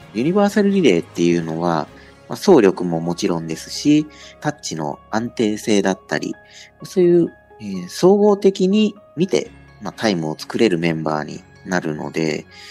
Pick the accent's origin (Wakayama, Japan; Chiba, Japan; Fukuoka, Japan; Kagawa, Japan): Wakayama, Japan; Arida; born or raised there; moved away as an adult; now in Okayama, Japan